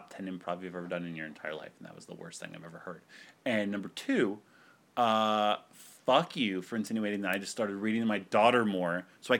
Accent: Ohio, United States; born there; moved away; I was born in Ohio, and I moved to Florida, you know, to two meth capitals of the world.

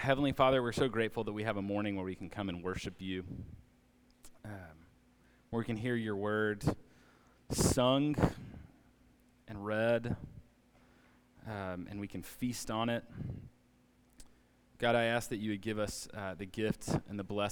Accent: Alabama, United States; now in Atlanta, United States; I grew up in Alabama

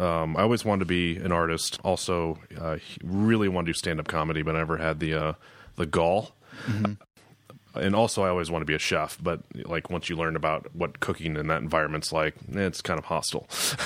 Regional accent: Marshalltown, Iowa, United States; moved away as an adult; also born or lived in Colorado; Yeah, I was born in Marshalltown. I grew up there, 1981, November 30th. And spent up until probably my early 20s, graduated in 2000, moved to Colorado for a ski season.

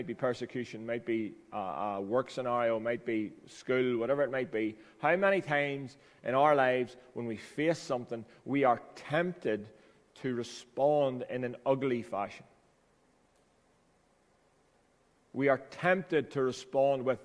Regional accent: Ballyroney, Northern Ireland, United Kingdom; I came home from Ballyroney BB enrollment. I was 7 years of age.

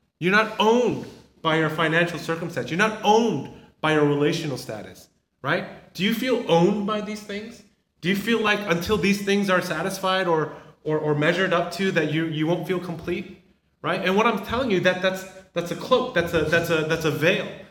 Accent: Southern California, United States; moved away as an adult; I never had kids growing up in Southern California

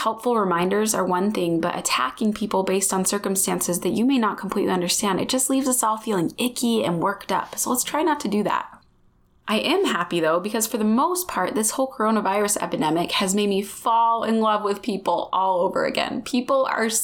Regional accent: United States; growing up in the United States

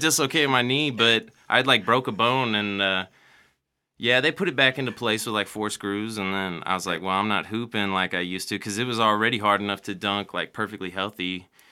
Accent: Mexico, Missouri, United States; moved away; also born or lived in Columbia, Missouri; I grew up in Mexico, Missouri, middle of nowhere

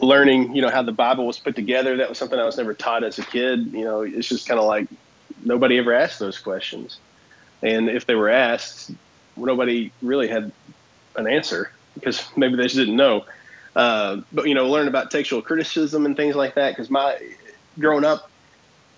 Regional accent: Kentucky, United States; from Kentucky

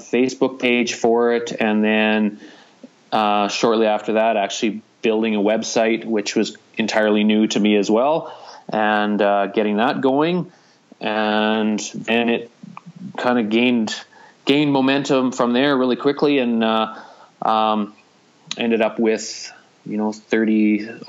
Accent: Hinton, Alberta, Canada; we're located on the Alberta Rockies route, conveniently right in my hometown

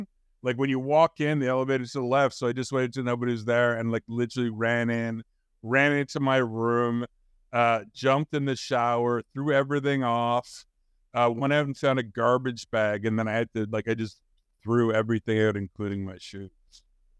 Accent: Canada; I'm a Canadian.

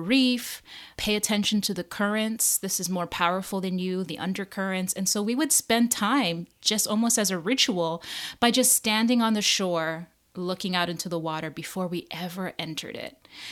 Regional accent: Hawaii, United States; moved away as an adult; now in New Jersey, United States; growing up in Hawaii

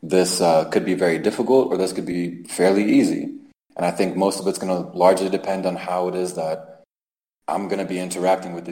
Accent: Maryland, United States; moved away as an adult; also born or lived in Turkey / Mexico City / Cholula; the people that we grew up with in Maryland

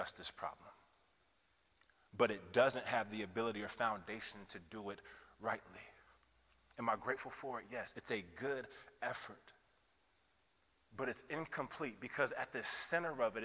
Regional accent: Kansas City, Missouri, United States; moved away as an adult; also born or lived in Iowa; I hail from Kansas City originally, but spent the last several years of my life in Iowa.

